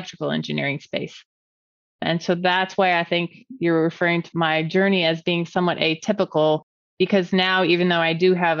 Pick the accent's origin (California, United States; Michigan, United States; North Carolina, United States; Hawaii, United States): California, United States; moved away as an adult; also born or lived in Cincinnati, Ohio; I was from California